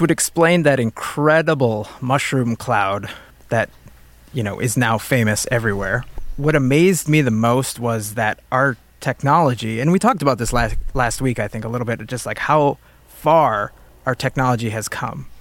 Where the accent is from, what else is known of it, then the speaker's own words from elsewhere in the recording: United States; as an American